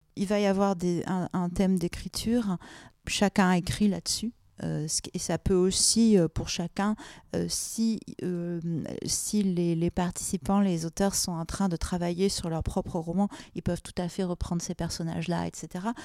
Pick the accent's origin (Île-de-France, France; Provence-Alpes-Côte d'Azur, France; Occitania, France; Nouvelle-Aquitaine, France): Provence-Alpes-Côte d'Azur, France; Marseille; now in Paris, France; je suis née à Marseille